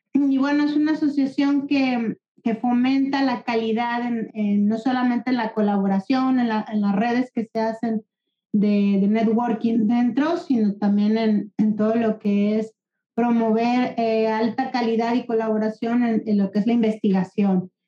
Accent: Guadalajara, Jalisco, Mexico; moved away as an adult; now in Barcelona, Spain; soy de Guadalajara. Hace 20 años me vine a vivir aquí a, Barcelona

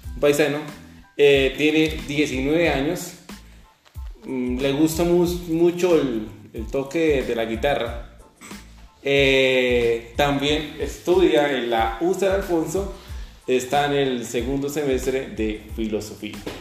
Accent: Ukraine; moved away; soy de Ucrania

